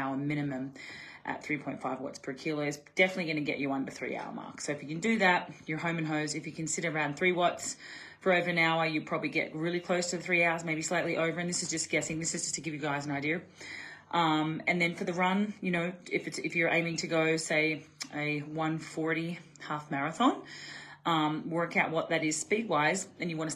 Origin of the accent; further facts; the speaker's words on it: Australia; I'm Aussie